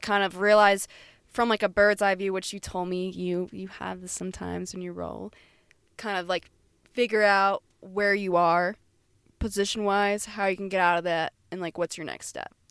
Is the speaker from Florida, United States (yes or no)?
yes; Florida, United States; moved away; we're from Florida